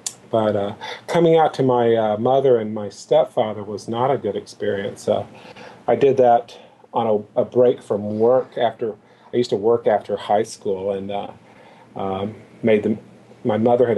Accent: Louisville, Kentucky, United States; I'm originally from Kentucky. Grew up in Louisville

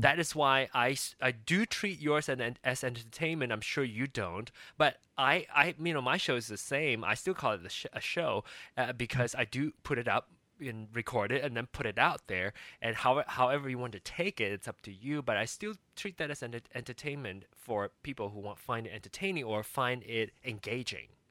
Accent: Malaysia; moved away as an adult; also born or lived in Kansas City, United States; I came from Malaysia and came to America for school

